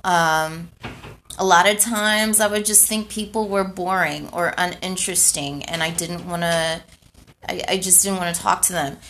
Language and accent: English; Houston, Texas, United States; moved away as an adult; also born or lived in California; So I was raised in Houston. I grew up in Houston